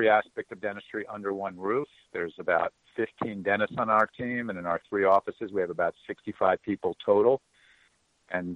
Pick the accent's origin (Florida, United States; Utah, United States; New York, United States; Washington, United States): Florida, United States; Miami; I am from Miami, Florida.